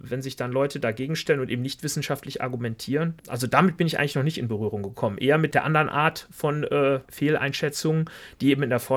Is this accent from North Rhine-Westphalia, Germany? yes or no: yes; Velbert, North Rhine-Westphalia, Germany; Und ich bin ja auch aus dem Bergischen Land da, Felbert. Das heißt, sogar die Landschaft ist ja ähnlich.